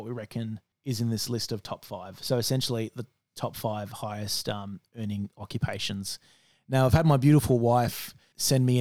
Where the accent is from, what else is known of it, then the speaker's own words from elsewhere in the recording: Sydney, New South Wales, Australia; I'm a Sydney sider